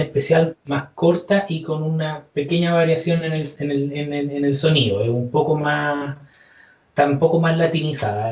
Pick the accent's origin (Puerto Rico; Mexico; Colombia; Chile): Chile; soy chileno y, como buen chileno